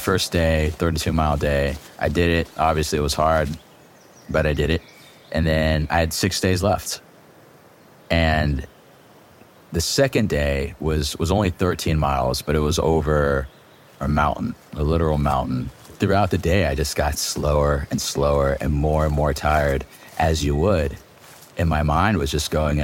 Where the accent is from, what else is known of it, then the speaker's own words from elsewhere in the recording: Virginia, United States; moved away as an adult; also born or lived in Vietnam; now in Los Angeles, United States; I was born in Vietnam, came to America when I was 1 year old and lived on the East Coast, Virginia, for about 18 years